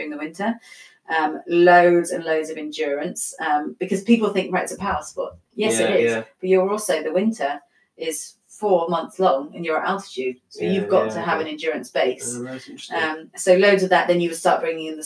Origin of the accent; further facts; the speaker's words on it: London, United Kingdom; I'm from London.